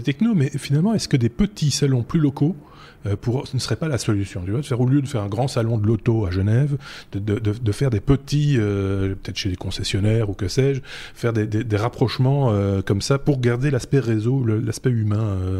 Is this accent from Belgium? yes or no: yes; Belgium; chez nous en Belgique